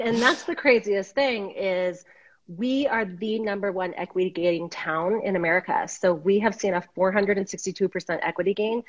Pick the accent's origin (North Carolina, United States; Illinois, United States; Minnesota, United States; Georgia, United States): Minnesota, United States; moved away as an adult; now in Boulder, United States; I'm in Boulder, Colorado. I came here in 1991 from Minnesota.